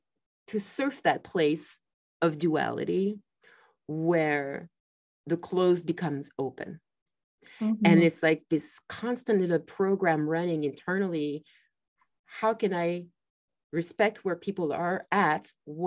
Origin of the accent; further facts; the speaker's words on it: France; moved away; I grew up in France